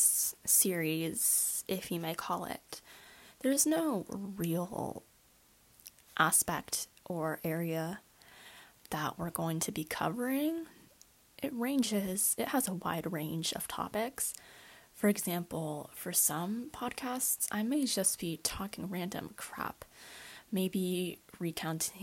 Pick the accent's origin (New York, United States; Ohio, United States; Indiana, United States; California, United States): California, United States; Bay Area; I was born in California, more specifically in the Bay Area location. Obviously, I'm a basic Bay Area girl, and currently I'm a high school student